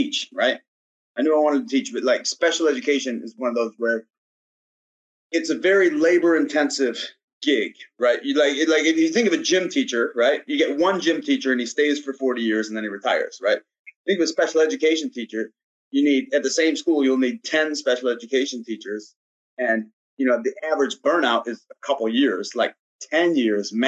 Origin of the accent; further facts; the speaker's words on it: Gladwin, Michigan, United States; I'm from Michigan. All right, Michigan's kind of a backwoods type place, kind of an outdoorsy type place. And then I'm from a small town, like as small as you can get, kind of not as small. We got three stoplights. We got three stoplights in Gladwin, right? So like, we just played sports all the time. Like that's all you did as a kid.